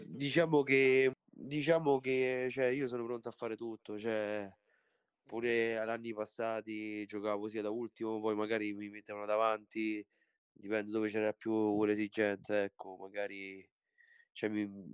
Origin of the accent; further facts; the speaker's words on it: Italy; also born or lived in Poland; sono nato in Polonia, però sono 23 anni che sono